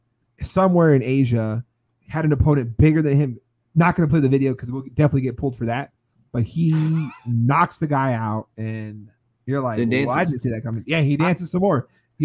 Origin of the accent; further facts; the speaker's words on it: Georgia, United States; my home state of Georgia